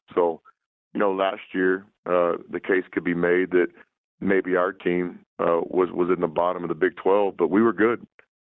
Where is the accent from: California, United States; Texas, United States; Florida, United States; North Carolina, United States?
Texas, United States; This was a chance for me to coach in my home state at a university that I was familiar with, to be close to my daughters.